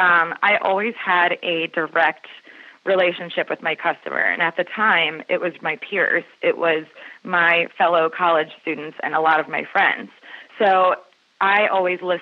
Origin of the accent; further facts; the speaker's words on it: Maryland, United States; also born or lived in Joppatowne, Maryland / Baltimore County, Maryland; So I grew up, I've always been a Marylander, and my family's actually been in Maryland since the late 1800s.